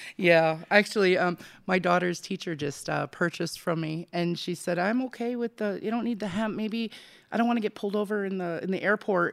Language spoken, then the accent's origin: English; Racine, Wisconsin, United States; born or raised there; moved away as an adult; also born or lived in McAllen, Texas; now in Arizona, United States